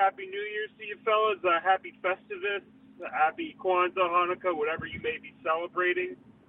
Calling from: New Jersey, United States; I'm calling from New Jersey.

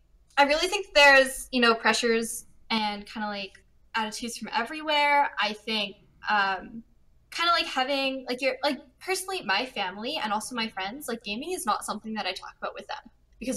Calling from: Vancouver, British Columbia, Canada; I'm calling from Vancouver, Canada.

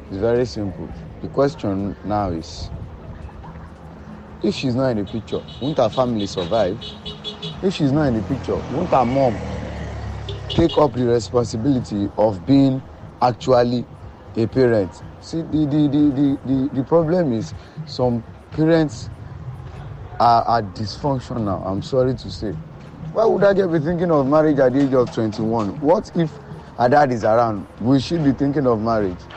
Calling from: Ikotun-Egbe, Lagos, Nigeria; this is the I'm speaking from Ikotunigbe.

